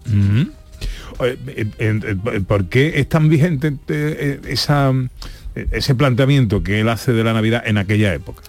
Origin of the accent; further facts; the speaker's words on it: Seville, Andalusia, Spain; como sevillano